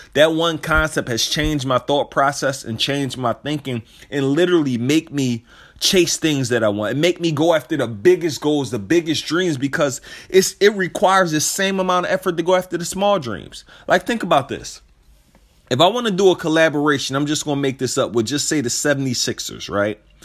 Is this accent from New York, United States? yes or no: no; Philadelphia, Pennsylvania, United States; I'm from Philadelphia